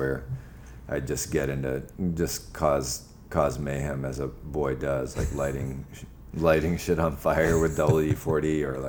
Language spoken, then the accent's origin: English; Japan; born there; I mean, I was born in Japan. My mother is Japanese and my father is from Burma.